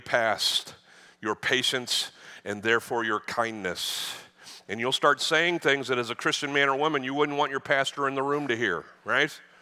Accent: the North, United States; now in Texas, United States; I, I grew up in the North

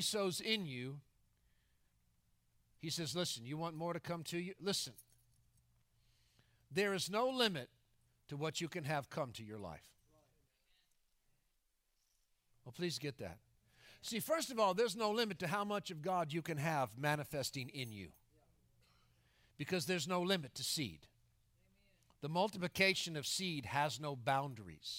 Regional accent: Florida, United States; moved away; I go back into my hometown in Florida

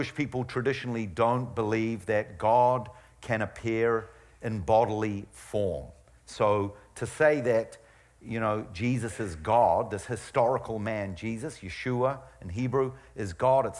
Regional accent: New Zealand; moved away; I was brought up in New Zealand

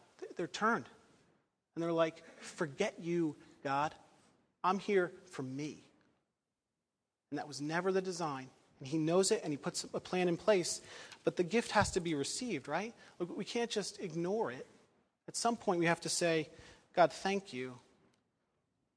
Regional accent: United States; I love being an American

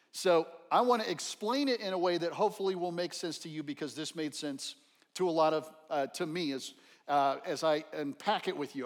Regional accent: El Paso, Texas, United States; Growing up in El Paso, Texas

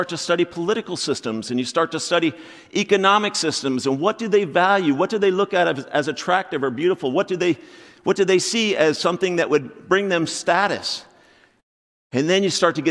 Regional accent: Florida, United States; moved away as an adult; now in Crofton, United States; we're from Florida.

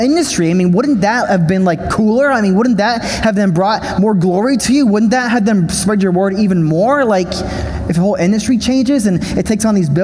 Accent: United States; I'm an American

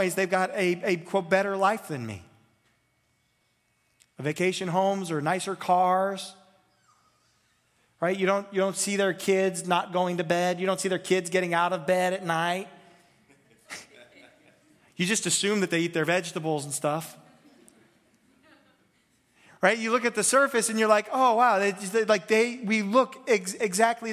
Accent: United States; I'm an American. I'm from the United States.

